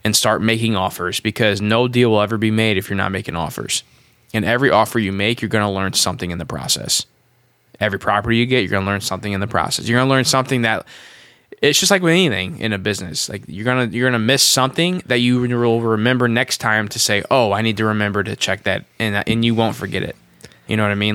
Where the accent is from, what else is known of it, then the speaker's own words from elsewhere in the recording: Midwest, United States; I'm from the Midwest.